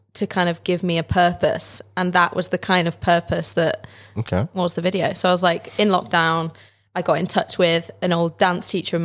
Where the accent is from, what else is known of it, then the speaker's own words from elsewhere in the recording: Chester, North West England, United Kingdom; also born or lived in Liverpool; because I'm from Chester and Chester's literally like 40 minutes from Liverpool.